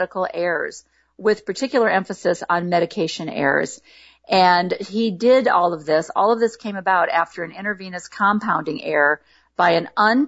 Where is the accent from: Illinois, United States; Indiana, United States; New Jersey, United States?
Illinois, United States; now in Portland, United States; I grew up in Illinois